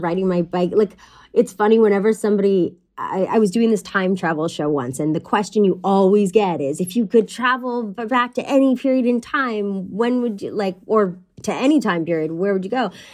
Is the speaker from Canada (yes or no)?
yes; Pointe-Claire, Quebec, Canada; moved away; I'm from Montreal originally, but the town I grew up in was in the West Island